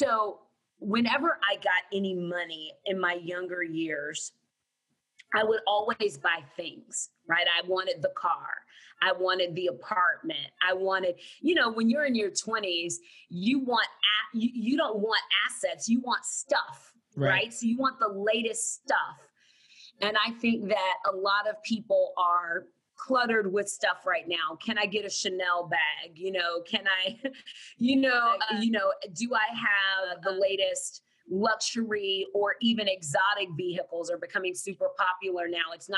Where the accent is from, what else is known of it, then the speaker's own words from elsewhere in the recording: San Antonio, Texas, United States; I grew up in San Antonio, Texas.